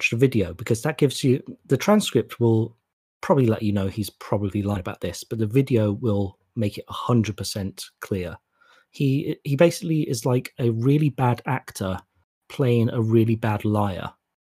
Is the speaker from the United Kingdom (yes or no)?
yes; United Kingdom; we've got that going for us right now as British people.